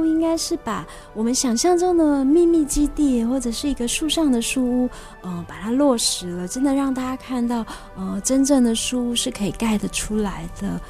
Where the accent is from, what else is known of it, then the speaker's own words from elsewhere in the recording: Laomei, North Coast, New Taipei, Taiwan; 我读北海岸一个很乡下的一个学，小学。哦。嗯，就是大家都知道老梅国小嘛， 就是有绿石槽那里